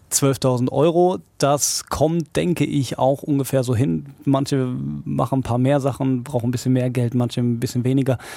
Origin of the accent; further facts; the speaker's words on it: Hagen, North Rhine-Westphalia, Germany; Ich äh, liebe ja meine Heimatstadt hier und äh, natürlich auch diesen Sender